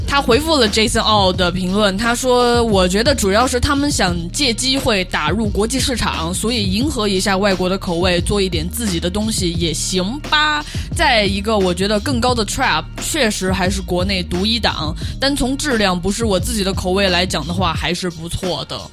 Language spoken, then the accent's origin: Chinese; Chengdu, Sichuan, China; 我作为一个四川人，成都地区来的人